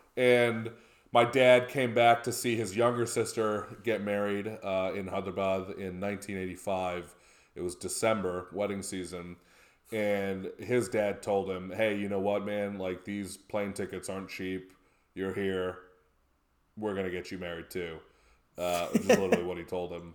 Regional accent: Naperville, Illinois, United States; also born or lived in United Kingdom; Naperville, right? Like, pretty idyllic, very nice place to grow up

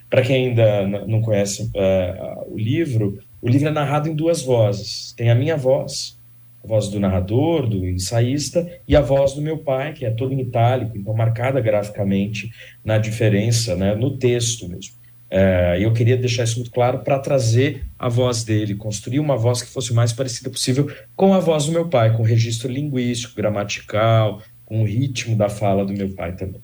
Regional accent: Brazil; me tocou como escritor, como sociólogo, como brasileiro

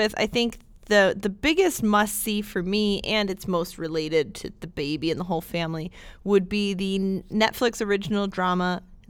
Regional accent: United Kingdom; I'm super British.

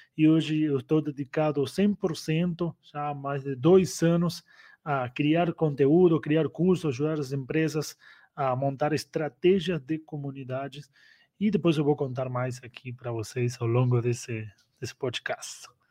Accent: Argentina; also born or lived in Uruguay / United States; now in Brazil; nasci na Argentina, faz 10 anos que moro aqui no Brasil. Antes eu morei no Uruguai, Antes eu morei nos Estados Unidos

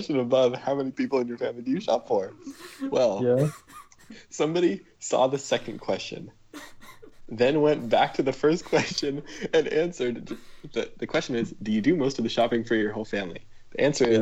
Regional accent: Omaha, Nebraska, United States; I grew up in Omaha, in Nebraska

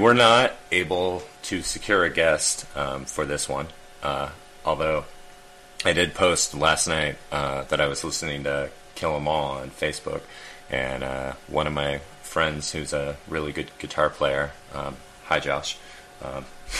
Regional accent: Twin Falls, Idaho, United States; I grew up a Mormon in Twin Falls, Idaho, population 30,000

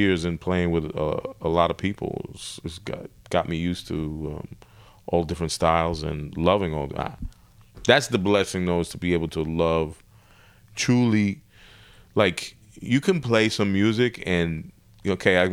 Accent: New York City, New York, United States; I grew up in New York

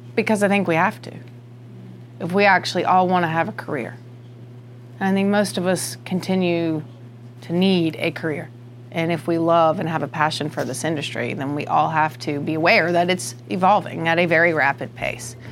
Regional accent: United States; accent: country; I grew up in the country, Union County

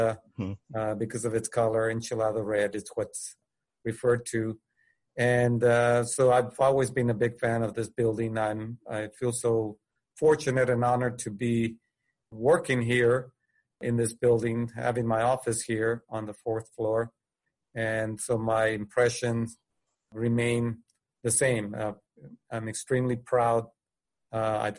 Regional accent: Del Rio, Texas, United States; I'm from Del Rio, Texas

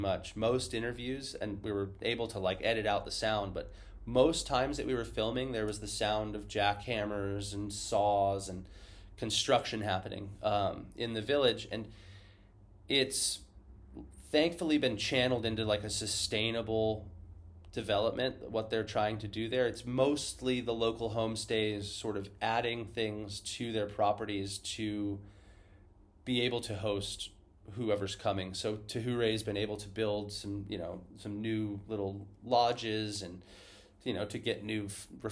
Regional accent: Florida, United States; now in Hawaii, United States; for me growing up in Florida, Tahiti felt like, you know, the most exotic, far off place on the planet. But now for me living in Hawaii

